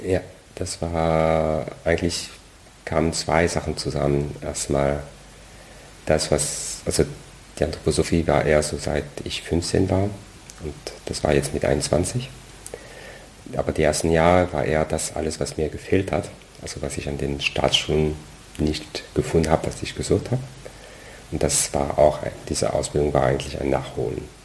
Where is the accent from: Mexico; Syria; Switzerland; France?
France; German is a second language; moved away as an adult; now in Germany; eigentlich komme ich aus Frankreich, deswegen dieser komische Name